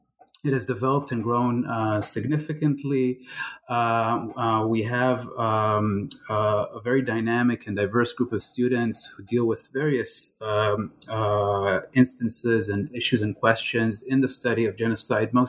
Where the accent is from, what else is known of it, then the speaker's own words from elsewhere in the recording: Israel; moved away as an adult; also born or lived in California; I was born and I grew up in Israel